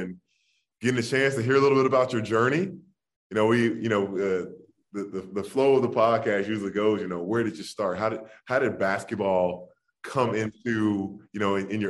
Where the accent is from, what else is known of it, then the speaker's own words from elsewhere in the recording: Jacksonville, Florida, United States; I'm a Florida boy. I'm from Jacksonville